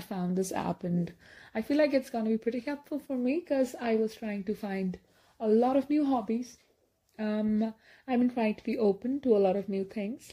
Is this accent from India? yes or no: yes; India; I'm from India